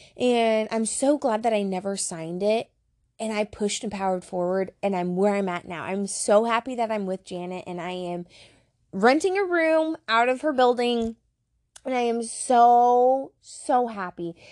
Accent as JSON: {"language": "English", "town": "Fremont", "region": "Nebraska", "country": "United States", "tie": "born or raised there", "said": "Fremont, my hometown."}